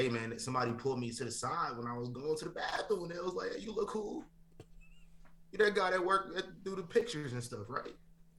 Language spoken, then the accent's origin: English; Midwest, United States; now in Las Vegas, United States; I'm from the Midwest, bro.